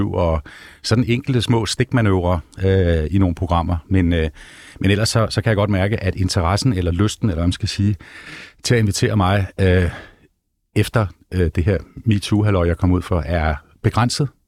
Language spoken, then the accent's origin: Danish; Vesterø, North Denmark Region, Denmark; Øh, for jeg er også Vestø-dreng. Jeg kommer der sådan, her 5-6 år.